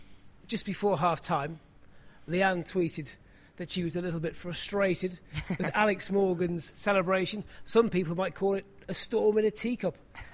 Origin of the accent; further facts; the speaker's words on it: England, United Kingdom; we're both English